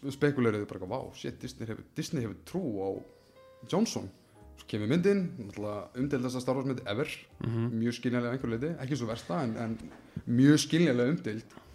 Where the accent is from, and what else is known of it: Iceland